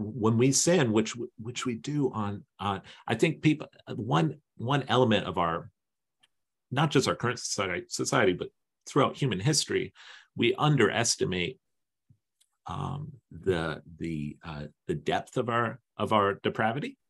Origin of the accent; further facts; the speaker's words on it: East Coast, United States; I'm from the East Coast